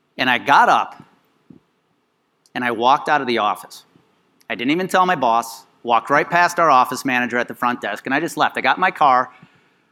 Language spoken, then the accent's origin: English; Denver, Colorado, United States; I'm going to welcome you to my hometown, even though I live an hour north